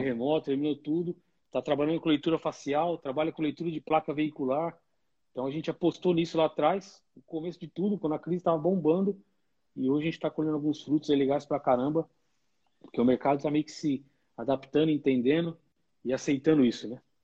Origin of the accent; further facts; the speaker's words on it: São Bernardo do Campo, São Paulo, Brazil; Da onde eu sou originalmente, e... aí sou de São Bernardo, no bairro Pauliceia